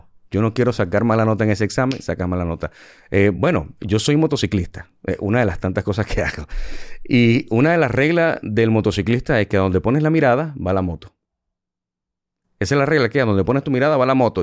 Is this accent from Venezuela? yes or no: yes; Venezuela; moved away as an adult; also born or lived in United States / Puerto Rico; now in Dominican Republic; yo nací en Venezuela y llegué a este país con 20 dólares